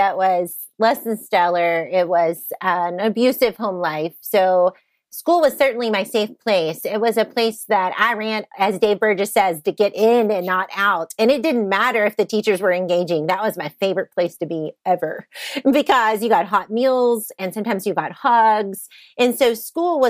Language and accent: English; Southeast Texas, United States; moved away as an adult; now in Kansas, United States; I grew up in Southeast Texas